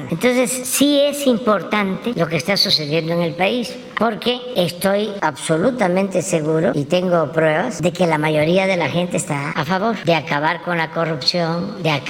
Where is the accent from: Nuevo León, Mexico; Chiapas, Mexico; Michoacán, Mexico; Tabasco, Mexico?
Tabasco, Mexico; Yo soy de Tabasco y durante mi niñez pues solo cuando replicaban fuerte usaba zapatos